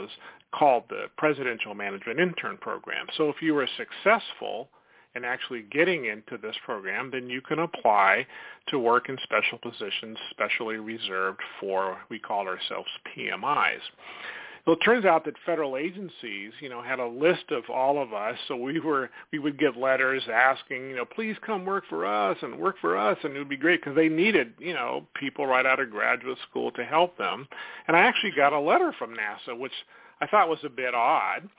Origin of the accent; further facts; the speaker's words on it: Sacramento, California, United States; I grew up in Sacramento.